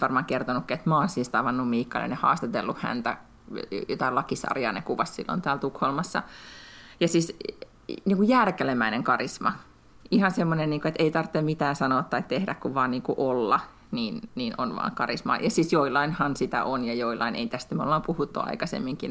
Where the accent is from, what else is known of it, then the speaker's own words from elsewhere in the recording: Finland; now in Sweden; tässä kohtaa Lätkän MM-kisoissa tunnen itseni suomalaiseksi